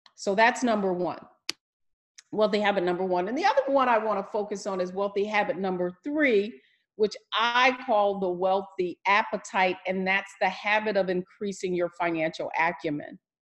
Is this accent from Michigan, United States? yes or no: yes; Detroit, Michigan, United States; I'm from Detroit, Motown, and uh, my family, of course, being from the from Detroit, was in the plants and the auto factories. We lived a great middle class life